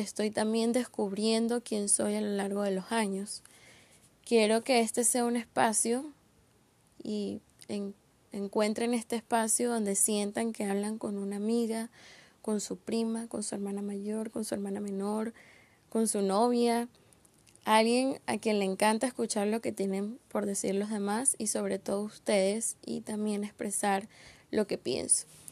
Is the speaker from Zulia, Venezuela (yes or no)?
no; Caracas, Capital District, Venezuela; soy caraqueña, con 22 años